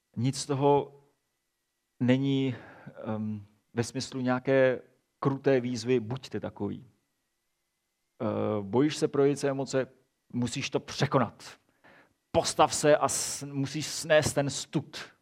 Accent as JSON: {"language": "Czech", "country": "Czechia", "said": "my jako Češi jsme velmi emocionální národ."}